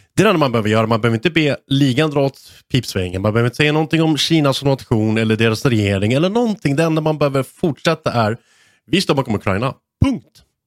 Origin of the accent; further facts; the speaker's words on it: Sweden; som svensk